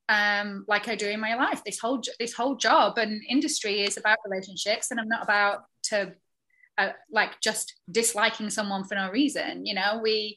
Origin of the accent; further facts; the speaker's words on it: the north of England, United Kingdom; moved away; I'm a chick from the north of England